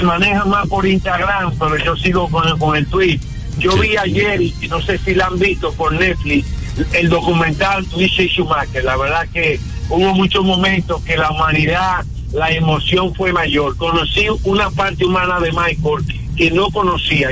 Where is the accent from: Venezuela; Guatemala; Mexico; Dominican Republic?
Dominican Republic; Santo Domingo Este, Distrito Nacional; Yo soy de Santo Domingo Este